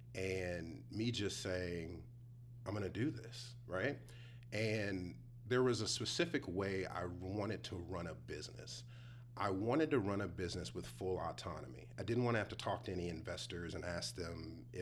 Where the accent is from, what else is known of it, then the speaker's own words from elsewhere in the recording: Cleveland, Ohio, United States; now in Texas, United States; I'm originally from Cleveland, so I'm a city boy